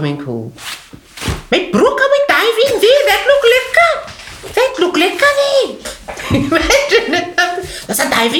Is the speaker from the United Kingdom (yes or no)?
no; Cape Town, Western Cape, South Africa; born or raised there; also born or lived in Bo-Kaap, Cape Town